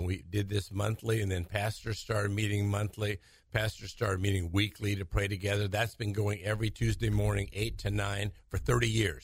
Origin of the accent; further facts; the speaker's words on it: Fresno, California, United States; also born or lived in Modesto, California / Sacramento, California; born there, moved to Sacramento for a year, and then basically since third grade, been in Fresno. Graduated from Bullard High School